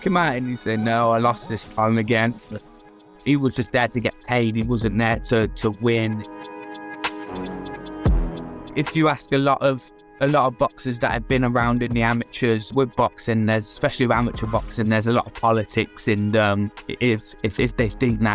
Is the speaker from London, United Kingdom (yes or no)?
no; Worcester, West Midlands, United Kingdom; grow up here and to live here still